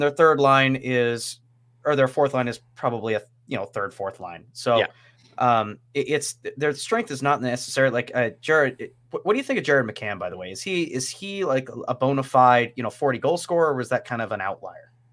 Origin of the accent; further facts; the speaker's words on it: North Idaho, United States; I grew up here in North Idaho